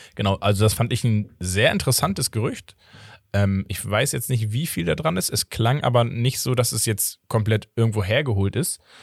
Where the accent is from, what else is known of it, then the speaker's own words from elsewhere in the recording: Portugal; ich als Portugiese